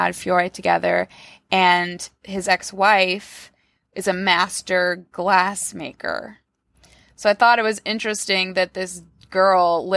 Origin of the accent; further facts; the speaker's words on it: New York, United States; I grew up in New York